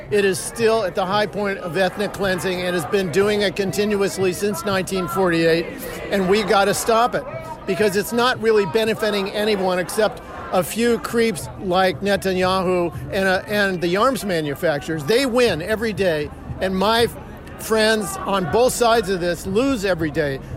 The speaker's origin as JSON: {"language": "English", "town": "Riverside", "region": "California", "country": "United States", "said": "Um, I'm, I'm from Riverside and I'm Mexican"}